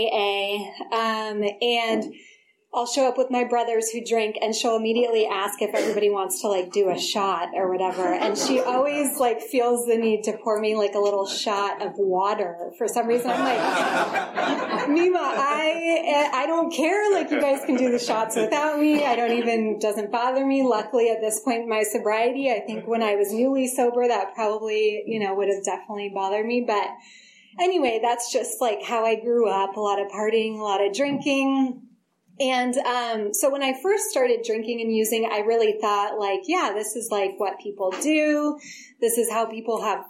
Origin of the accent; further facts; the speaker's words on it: Forestville, California, United States; also born or lived in Berkeley, California; I was born in Berkeley, but grew up in a really small town in Sonoma County, Forestville.